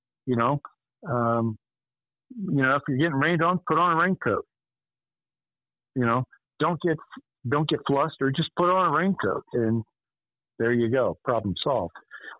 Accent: Arlington, Virginia, United States; as a young one growing up in Arlington, Virginia

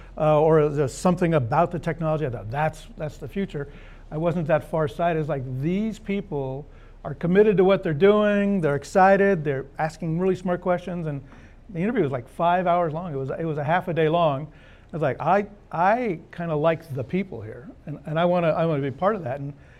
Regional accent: California wine country, United States; moved away as an adult; now in Austin, United States; I grew up in California. Actually, I grew up in the wine country

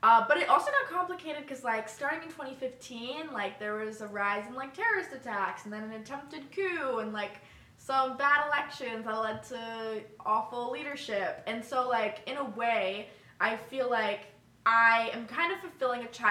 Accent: Northern Virginia, United States; also born or lived in Pittsburgh; I grew up in Virginia, and I have one brother

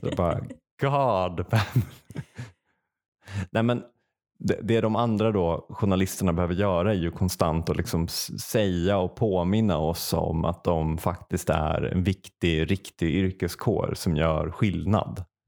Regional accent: Säffle, Värmland, Sweden; moved away; när jag bodde i Säffle och liksom i affekt flyttade därifrån

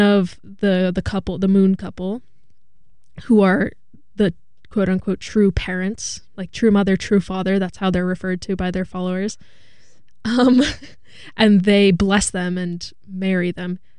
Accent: Hudson Valley, New York, United States; I'm from the Hudson Valley

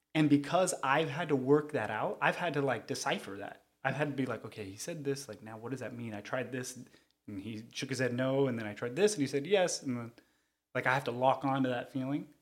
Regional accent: Cerritos, California, United States; I'm from Cerritos, California. Uh, not born, but raised, um, but Southern California native.

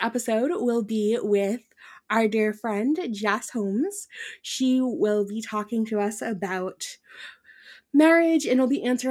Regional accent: Ireland; first language Irish; English is a second language; moved away; I was born in Ireland, so they mostly spoke that over there

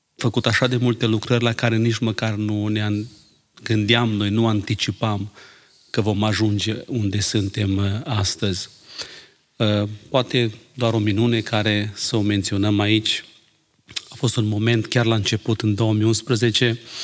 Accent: Romania; now in Ireland; Când eram în România

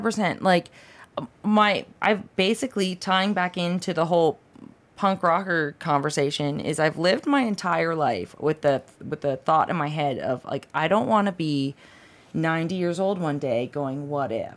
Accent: Canada; moved away as an adult; now in Southern California, United States; I am Canadian

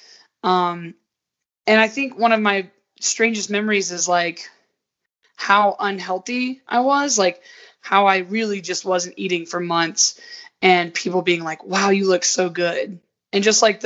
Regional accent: Georgia, United States; moved away as an adult; now in Utah, United States; I was raised in the South where it's just like cornbread and like biscuits and gravy

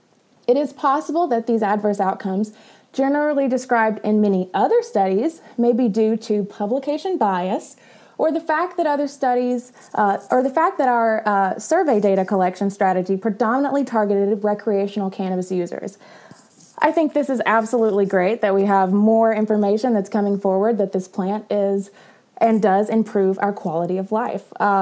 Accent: the South, United States; I'm from the South. It's whatever I want.

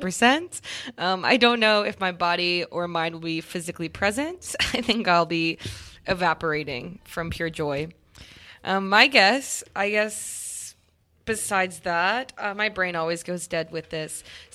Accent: Louisiana, United States; I grew up in Louisiana

